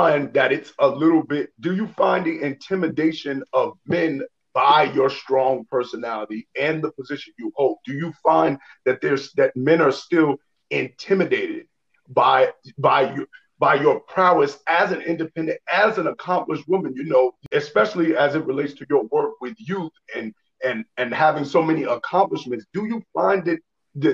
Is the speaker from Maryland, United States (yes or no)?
no; New York City, New York, United States; also born or lived in Midwest; I'm from Harlem